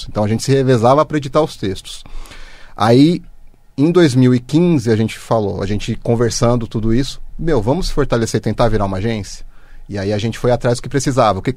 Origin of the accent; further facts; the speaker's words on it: Osasco, São Paulo, Brazil; Eu nasci em Osasco.